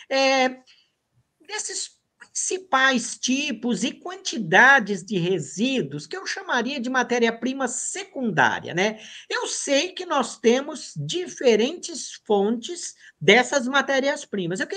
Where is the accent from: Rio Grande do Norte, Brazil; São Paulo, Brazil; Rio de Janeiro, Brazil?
São Paulo, Brazil; born or raised there; also born or lived in Porto Alegre, Rio Grande do Sul